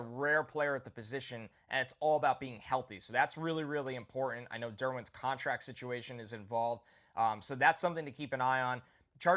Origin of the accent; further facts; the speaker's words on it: New York, United States; growing up in New York as a Jets fan